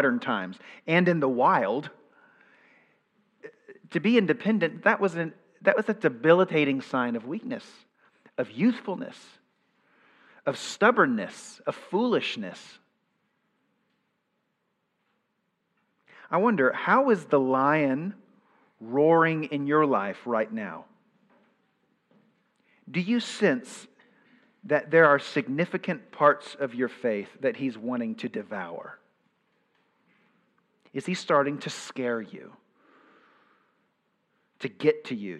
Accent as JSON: {"language": "English", "country": "United States", "said": "growing up in the West. We Westerners are allergic to conformity."}